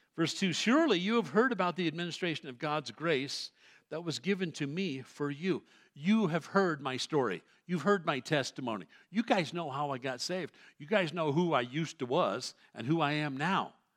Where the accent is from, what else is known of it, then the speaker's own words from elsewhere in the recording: New York City, New York, United States; I grew up in New York City as a Roman Catholic kid